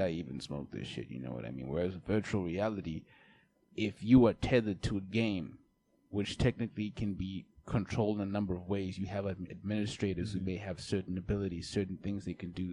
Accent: South Africa; being South African

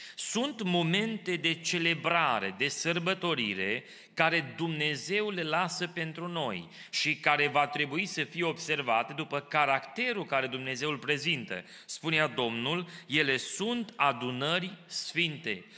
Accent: Romania; now in Kitchener, Canada; așa am crescut noi în România

